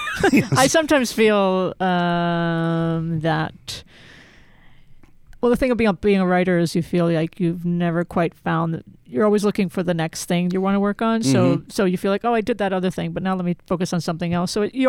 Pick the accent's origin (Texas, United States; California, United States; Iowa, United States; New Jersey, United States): New Jersey, United States; also born or lived in Philadelphia, Pennsylvania / Florida / North Carolina / Salt Lake City, Utah; I was born in Philadelphia, grew up mostly in New Jersey, Florida, North Carolina, with a brief stint in Salt Lake City when I was in the sixth grade.